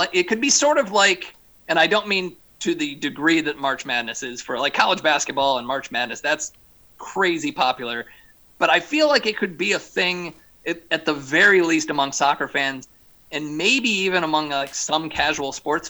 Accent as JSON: {"language": "English", "region": "Michigan", "country": "United States", "tie": "born or raised there", "said": "my home state"}